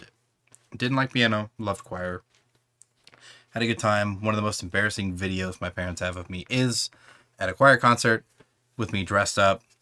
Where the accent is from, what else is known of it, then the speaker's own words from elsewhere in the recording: New Albany, Indiana, United States; moved away; also born or lived in Kentucky; I grew up in the New Albany area of Indiana, which is right across the river